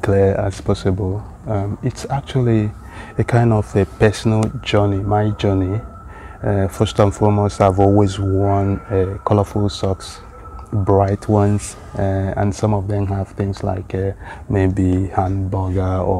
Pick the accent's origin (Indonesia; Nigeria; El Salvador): Nigeria; eastern Nigeria; moved away as an adult; now in Sweden; Igbo language of eastern part of Nigeria, where I was born and raised up